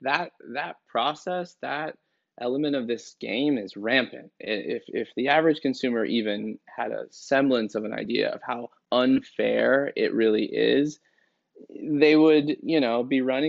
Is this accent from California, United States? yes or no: yes; San Francisco, California, United States; I grew up in San Francisco